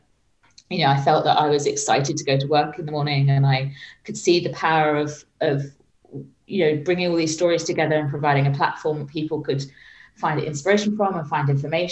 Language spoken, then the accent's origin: English; Suffolk, East of England, United Kingdom; moved away as an adult; also born or lived in Birmingham / Dubai / London; I was born in Suffolk in England. I was born and raised in the countryside and by the seaside.